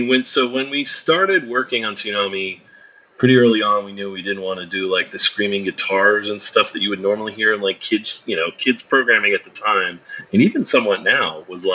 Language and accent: English; Albany, New York, United States; No, I grew up in upstate New York. I'm from Albany, Schenectady area.